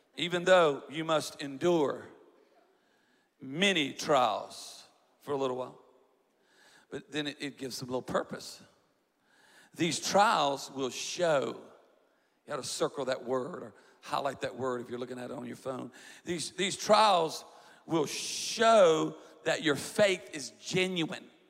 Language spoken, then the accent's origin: English; South Louisiana, United States; I'm from South Louisiana